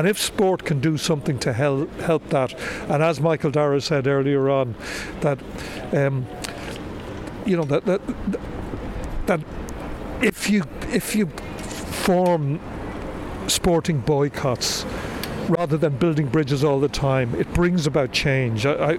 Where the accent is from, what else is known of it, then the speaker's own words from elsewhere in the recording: Dublin, Leinster, Ireland; also born or lived in Leeds; I was born here in Dublin, but we lived our early years in Leeds, and he died when I was very young.